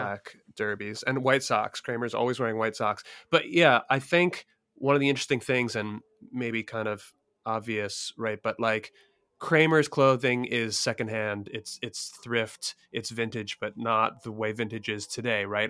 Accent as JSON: {"language": "English", "town": "Philadelphia", "region": "Pennsylvania", "country": "United States", "tie": "born or raised there", "said": "I'm from Philly, f, or, you know, grew up near Philly and lived in Philly"}